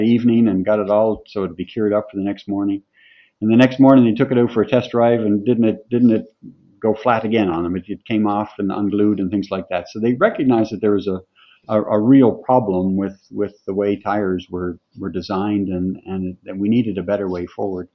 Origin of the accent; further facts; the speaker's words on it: Mount Mellick, Prince Edward Island, Canada; moved away as an adult; also born or lived in New Brunswick / Pictou, Nova Scotia; I'm from PEI, farm boy from east of Charlottetown, 10 to 15 kilometers in a little village called Mount Melick.